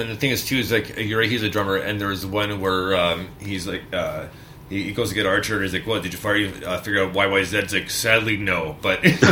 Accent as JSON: {"language": "English", "town": "Montreal", "region": "Quebec", "country": "Canada", "tie": "born or raised there", "moved": "yes", "lives_now": "London, Canada", "said": "I grew up in Montreal."}